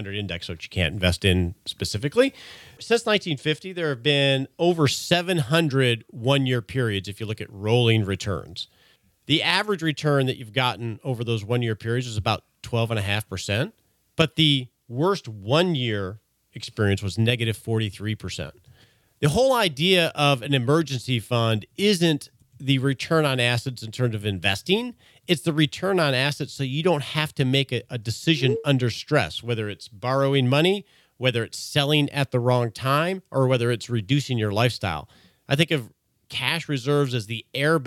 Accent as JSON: {"language": "English", "region": "Texas", "country": "United States", "said": "We're both from Texas"}